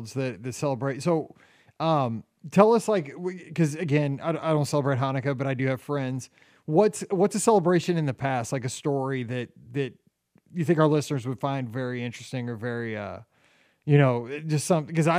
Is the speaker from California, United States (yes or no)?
no; Missouri, United States; We're from Missouri